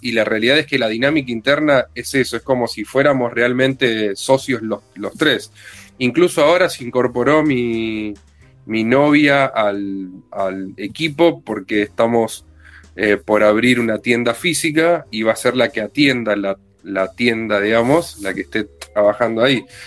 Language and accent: Spanish; Villa Insuperable, Buenos Aires Province, Argentina; also born or lived in Mataderos, Buenos Aires; viví siempre cruzando la General Paz media cuadra en un barrio que tiene un nombre muy bueno, que es parte de la República de Mataderos, pero del lado de provincia, se llama Villa